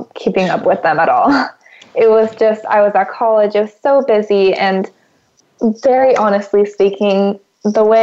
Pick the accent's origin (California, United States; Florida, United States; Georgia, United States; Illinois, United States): California, United States; moved away as an adult; also born or lived in Houston, Texas; being from California